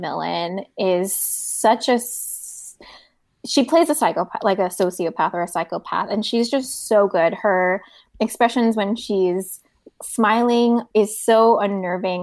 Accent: South Korea; moved away; I grew up in Korea

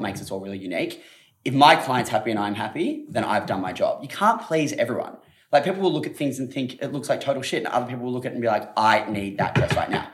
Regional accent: Australia; being an Aussie.

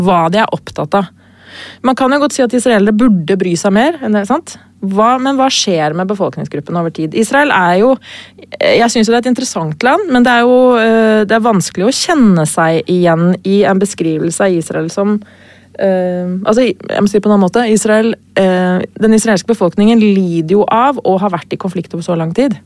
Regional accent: Lillehammer, Innlandet, Norway; jeg er jo lillehamring

